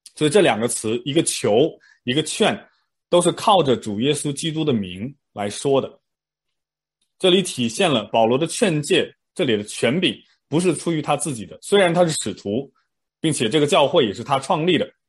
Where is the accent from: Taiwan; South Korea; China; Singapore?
China; moved away; 我们可能小时候在上国内的那种思想品德课一样